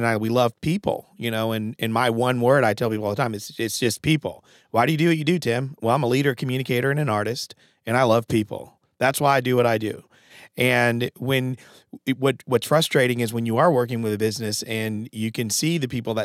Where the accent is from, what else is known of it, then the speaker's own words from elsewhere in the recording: Connecticut, United States; I'm from Connecticut